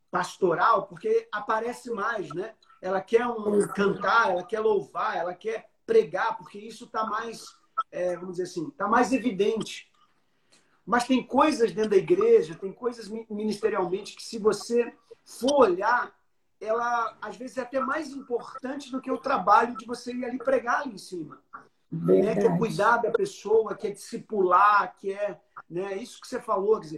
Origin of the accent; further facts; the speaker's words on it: São Paulo, Brazil; moved away as an adult; also born or lived in Salvador, Bahia; now in Rio de Janeiro, Brazil; eu sou paulista.